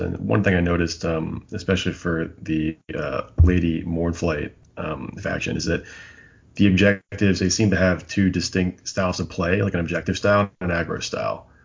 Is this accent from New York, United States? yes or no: no; near Philadelphia, Pennsylvania, United States; now in Raleigh, United States; I grew up near Philly